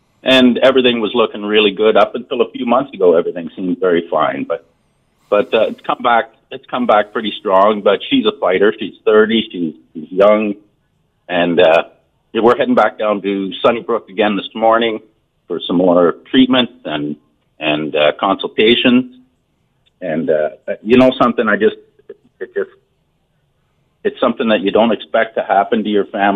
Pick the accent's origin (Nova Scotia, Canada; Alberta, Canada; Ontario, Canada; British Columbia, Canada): Ontario, Canada; Collingwood; Born and raised in Collingwood